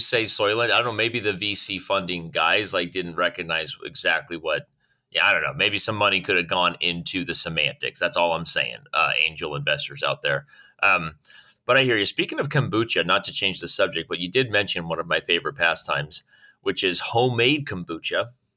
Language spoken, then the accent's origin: English; Arizona, United States; born and raised in Arizona